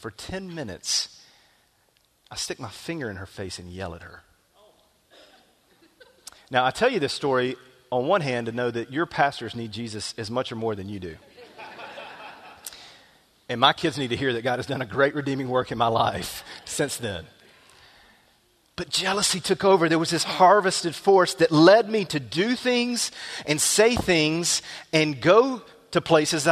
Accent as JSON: {"language": "English", "region": "small town Alabama", "country": "United States", "tie": "born or raised there", "said": "my hometown, small town Alabama"}